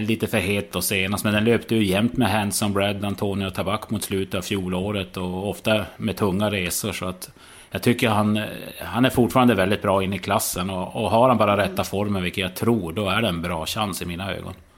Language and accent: Swedish; Norrland, Sweden; jag ju som norrlänning